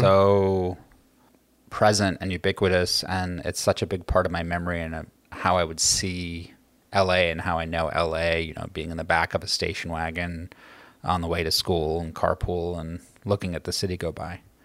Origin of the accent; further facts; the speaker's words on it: Los Angeles, California, United States; moved away as an adult; also born or lived in New Orleans; now in New York City, United States; I grew up in Los Angeles